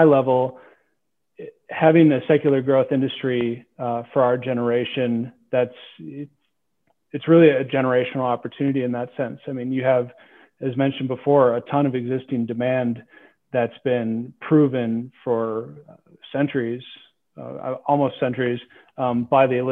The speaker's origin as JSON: {"language": "English", "region": "Minnesota", "country": "United States", "tie": "born or raised there", "said": "I grew up in Minnesota"}